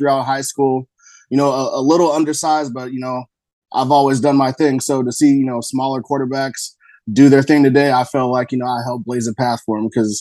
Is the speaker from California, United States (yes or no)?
yes; Menlo Park, California, United States; also born or lived in East Palo Alto / Minnesota; I grew up in Menlo Park on the east side. So I grew up, you know, Menlo Park, East Palo Alto